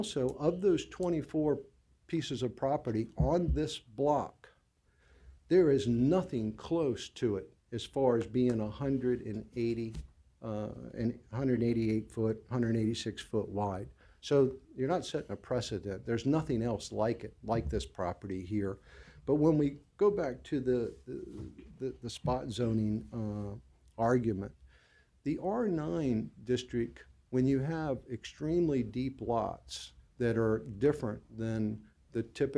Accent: Norfolk, Virginia, United States; I was born and raised on Bayview Boulevard a long, long time ago.

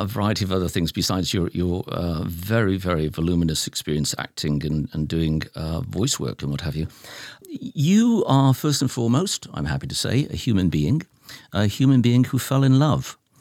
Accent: Lancashire, North West England, United Kingdom; I'm from Lancashire. That's my territory.

